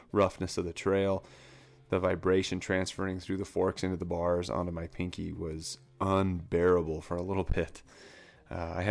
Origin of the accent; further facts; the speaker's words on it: Orem, Utah, United States; I started off in Orem, and my parents moved me down to uh, Spanish Fork area, and I stayed down there.